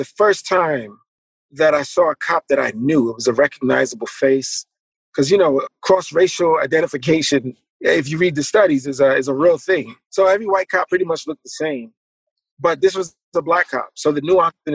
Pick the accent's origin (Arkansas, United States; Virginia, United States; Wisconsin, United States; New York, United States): New York, United States; New York City; also born or lived in Florida; When we got back to Brooklyn